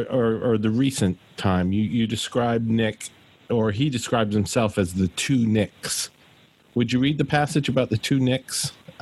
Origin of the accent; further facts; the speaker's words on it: Glasgow, Scotland, United Kingdom; moved away; Now, I am actually British myself. I was born in Glasgow.